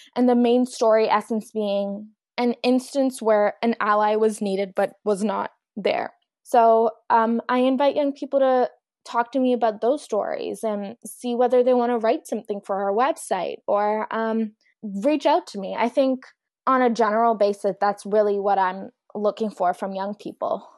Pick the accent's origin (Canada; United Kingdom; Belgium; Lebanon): Canada; Mississauga, Ontario; also born or lived in Pakistan; I grew up in Mississauga, which is quite diverse